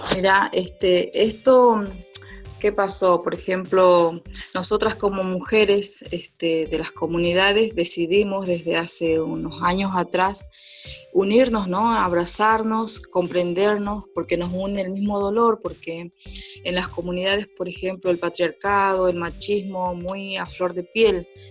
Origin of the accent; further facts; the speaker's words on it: Orán, Salta, Argentina; me crié en Salta, en Orán